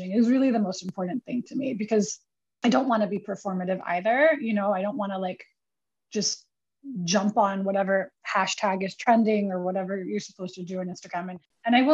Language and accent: English; Manila, Metro Manila, Philippines; now in New York, United States; being born and raised in the Philippines